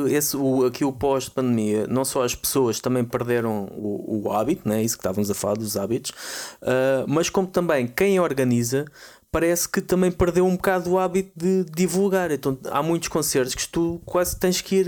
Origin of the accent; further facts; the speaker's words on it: Portugal; nós portugueses, Portugal